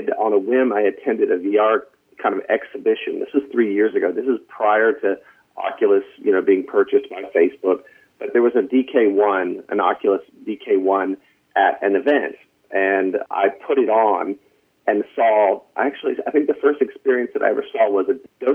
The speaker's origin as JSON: {"language": "English", "region": "North Carolina", "country": "United States", "moved": "as an adult", "lives_now": "Los Angeles, United States", "said": "I'm from North Carolina. I don't know if you can hear it in my voice"}